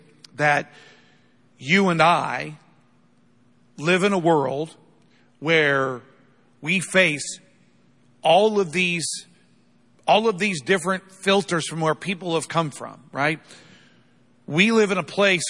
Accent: United States; I'm not unproud to be an American, but I'm a lot more proud to be a follower of Jesus than I am an American

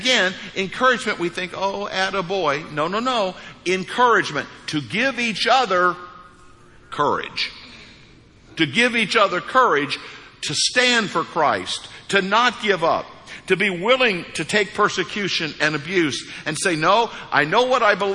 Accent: United States; moved away; I grew up on the New Madrid Fault.

